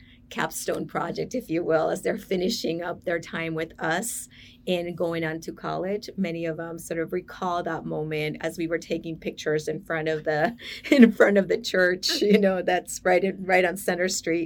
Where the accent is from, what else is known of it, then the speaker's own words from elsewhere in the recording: United States; I'm sort of first generation growing up in the United States.